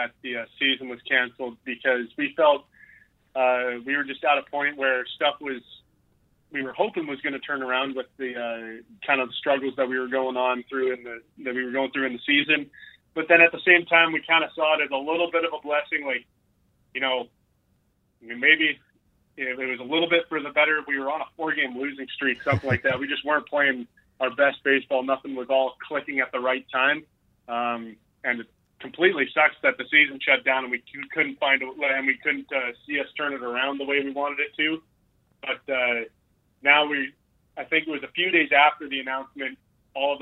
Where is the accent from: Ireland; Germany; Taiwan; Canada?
Canada; Alberta; moved away as an adult; now in Arkansas, United States; keeping tabs on my hometown